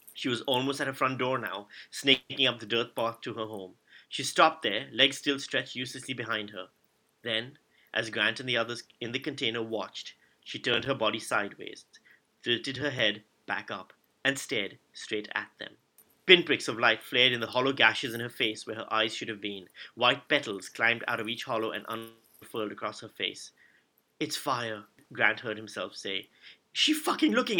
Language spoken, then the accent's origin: English; Karachi, Sindh, Pakistan; I grew up in Pakistan, in Karachi